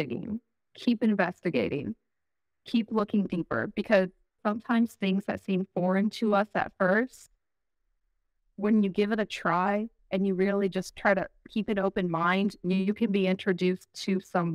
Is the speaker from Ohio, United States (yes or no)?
yes; Ohio, United States; I'm from Ohio.